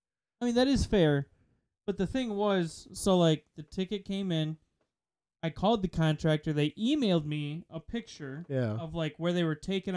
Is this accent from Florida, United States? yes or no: no; Wisconsin, United States; And we're from Wisconsin.